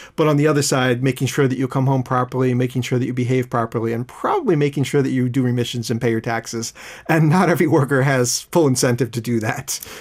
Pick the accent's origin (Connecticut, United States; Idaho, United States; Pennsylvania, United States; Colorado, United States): Pennsylvania, United States; Philadelphia; now in Seoul, South Korea; growing up in Philadelphia